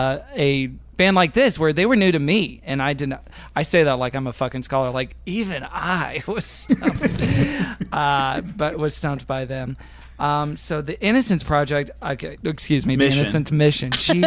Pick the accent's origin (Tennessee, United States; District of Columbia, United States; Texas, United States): Texas, United States; yeah, I'm from Texas, so there's some like Southern elements in my music